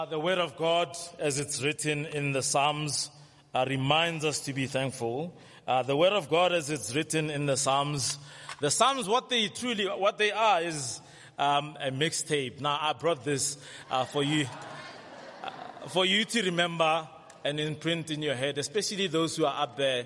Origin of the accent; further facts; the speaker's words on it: South Africa; we know very well how to complain as South African